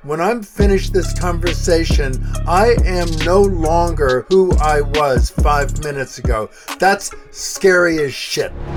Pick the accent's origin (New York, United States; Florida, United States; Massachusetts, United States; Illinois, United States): New York, United States; New York City; moved away as an adult; also born or lived in Colorado; I grew up in New York City, west side of Manhattan